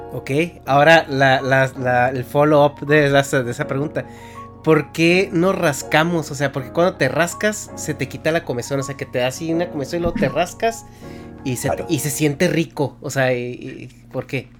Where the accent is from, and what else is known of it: Mexico; moved away